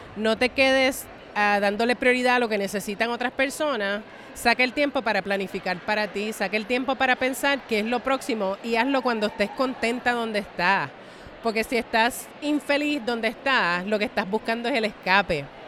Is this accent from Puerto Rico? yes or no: yes; San Juan, Puerto Rico; moved away as an adult; now in New York, United States; una puertorra nacida y criada en Río Piedras, Puerto Rico